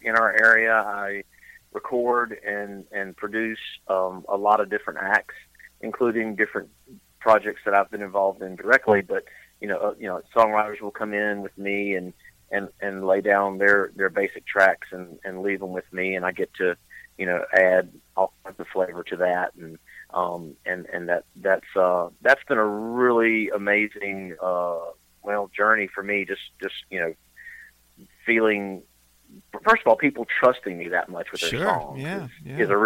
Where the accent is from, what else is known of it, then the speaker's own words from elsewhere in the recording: Eastern North Carolina, United States; moved away as an adult; also born or lived in Boone, North Carolina / near Charlotte, North Carolina; Yeah, born and raised in North Carolina. Grew up in Eastern North Carolina